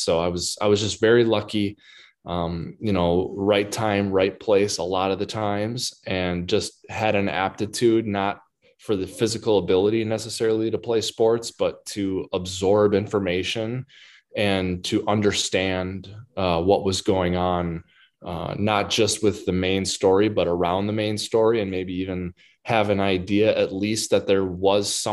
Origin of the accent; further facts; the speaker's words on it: Waseca, Minnesota, United States; growing up in Waseca was great.